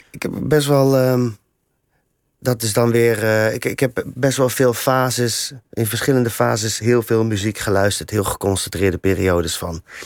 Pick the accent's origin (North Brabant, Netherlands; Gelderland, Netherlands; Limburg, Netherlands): Gelderland, Netherlands; Ede; moved away; also born or lived in The Hague; ik kom uit Ede